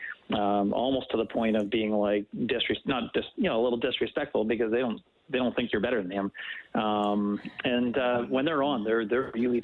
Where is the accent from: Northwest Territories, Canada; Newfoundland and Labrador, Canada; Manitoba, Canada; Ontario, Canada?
Manitoba, Canada; Winnipeg; where I grew up in Winnipeg